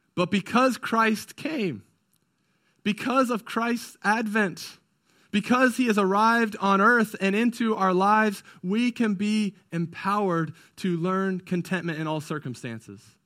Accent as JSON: {"language": "English", "region": "California", "country": "United States", "tie": "born or raised there", "moved": "yes", "lives_now": "Indiana, United States", "said": "I grew up in California, so that's not what we did out there. But ever since moving to Indiana"}